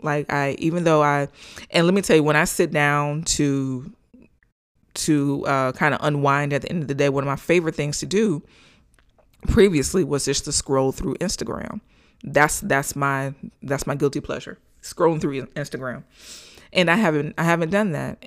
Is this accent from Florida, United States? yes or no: yes; Gainesville, Florida, United States; here in my hometown of Gainesville, Florida.